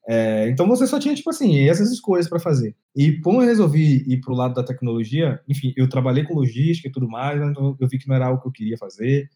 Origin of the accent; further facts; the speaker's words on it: Candeias, Bahia, Brazil; moved away as an adult; also born or lived in Santo Amaro da Purificação, Bahia / Salvador, Bahia; eu nasci em Santa Maria da Purificação, que, por sinal, é a cidade da família …, né? Muito conhecida aí com … é, e …, e tem é, uma outra cidade que foi onde praticamente eu vi boa parte da vida, que é Candeias